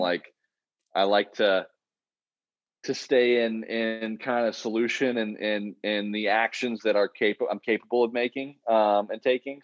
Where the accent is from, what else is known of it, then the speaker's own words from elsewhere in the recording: Oklahoma, United States; I'm from Oklahoma where I am now and where we've shot, where I've shot every film I've done